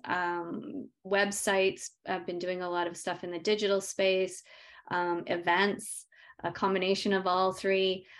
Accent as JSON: {"language": "English", "region": "Yukon", "country": "Canada", "tie": "born or raised there", "said": "I grew up in the Yukon, came back home with that."}